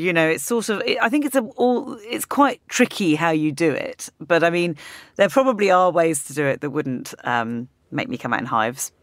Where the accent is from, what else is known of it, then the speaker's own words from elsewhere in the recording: United Kingdom; as a British person